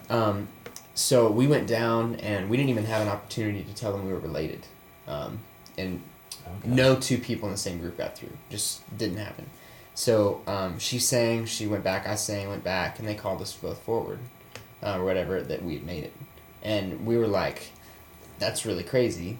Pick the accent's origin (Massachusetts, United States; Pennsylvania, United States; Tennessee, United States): Tennessee, United States; Murfreesboro; I grew up in Murfreesboro, Tennessee. It's um, 40 minutes south of Nashville.